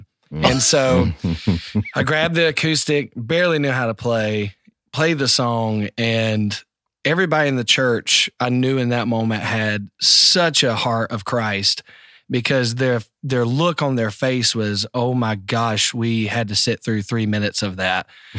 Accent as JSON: {"language": "English", "region": "North Carolina", "country": "United States", "tie": "born or raised there", "said": "So for me, man, you know, I grew up in North Carolina and South Carolina."}